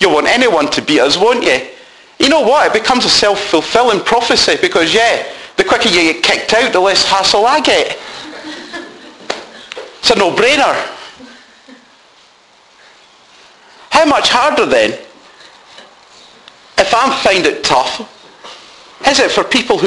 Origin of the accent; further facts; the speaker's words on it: Scotland, United Kingdom; now in Doncaster, United Kingdom; being brought up as a Scotsman